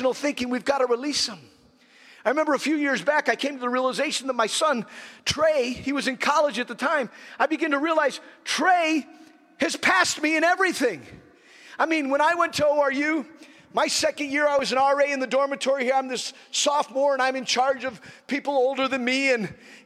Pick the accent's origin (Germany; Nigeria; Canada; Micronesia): Nigeria; when I was growing up in Nigeria, I was just a child